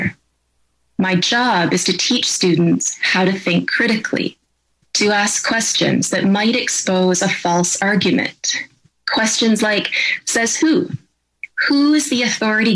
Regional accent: Canada; I'm a professor of ethics and I'm a Canadian

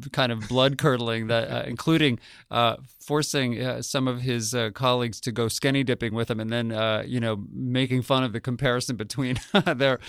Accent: Albuquerque, New Mexico, United States; I grew up in Albuquerque, New Mexico

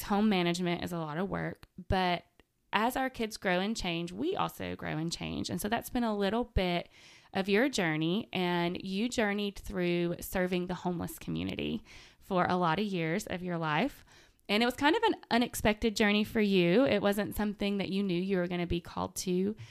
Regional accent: Manchester, Tennessee, United States; moved away as an adult; also born or lived in Chattanooga; now in Murfreesboro, United States; I'm from Manchester, so Murfreesboro and Nashville are not that far away

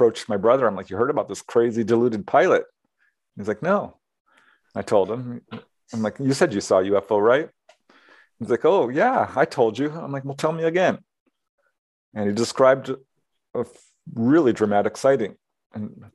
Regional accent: Topanga, California, United States; born or raised there; also born or lived in Chicago, Illinois

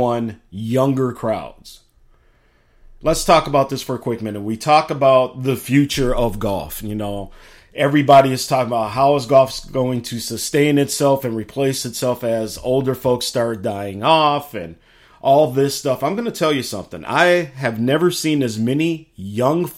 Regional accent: Chicago, Illinois, United States; now in Minnesota, United States; Chicago, my hometown

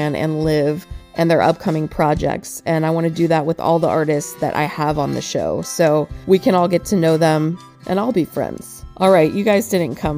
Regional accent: Lakeland, Florida, United States; my hometown of Lakeland, Florida

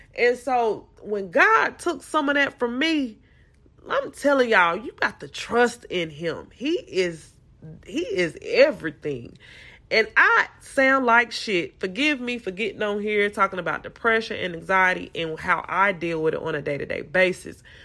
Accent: Salisbury, North Carolina, United States; moved away as an adult; now in Houston, United States; I'm from North Carolina, Salisbury, North Carolina

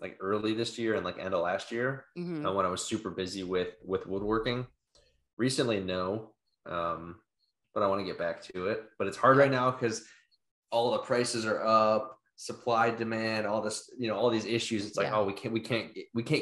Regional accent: Cleveland, Ohio, United States; moved away as an adult; also born or lived in Wisconsin / Pensacola, Florida / California; now in Memphis, United States; I grew up in Cleveland on Lake Erie, went to school in Wisconsin on Lake Michigan, lived in Pensacola on the Gulf for 2 years, and then California on the Pacific for 2 years.

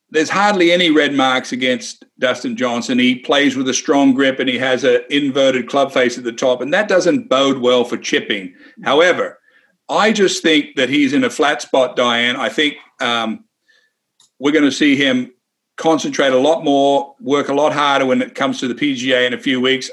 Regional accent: Wagga Wagga, New South Wales, Australia; me growing up in Wagga Wagga, Australia

